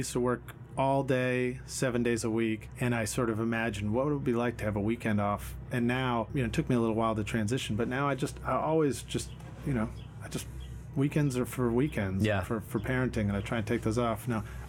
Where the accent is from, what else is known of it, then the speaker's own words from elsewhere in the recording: New York City, New York, United States; also born or lived in Boston, Massachusetts; now in Nashville, United States; I was growing up in Brooklyn, so in New York City in the 1970s